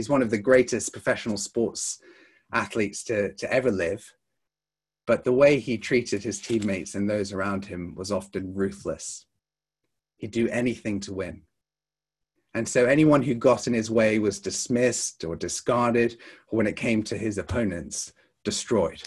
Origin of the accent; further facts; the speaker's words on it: United States; now in United Kingdom; Growing up in the States